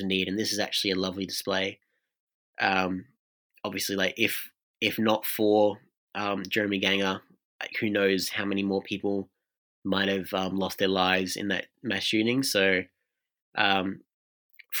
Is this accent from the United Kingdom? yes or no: no; Australia; as an Australian